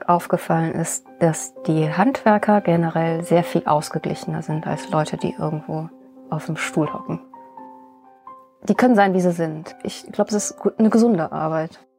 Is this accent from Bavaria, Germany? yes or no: no; Bonn, North Rhine-Westphalia, Germany; born there; Also in Bonn bin ich geboren und dann bin ich ein bisschen durch Deutschland gereist. Verschiedene Wohnorte hatte ich da und äh, zuletzt war ich dann in Neuss.